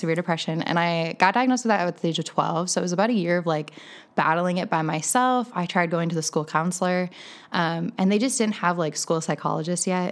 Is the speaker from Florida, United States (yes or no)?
no; Green Bay, Wisconsin, United States; moved away as an adult; also born or lived in Iowa / Denver; I am actually born and raised in Green Bay, Wisconsin.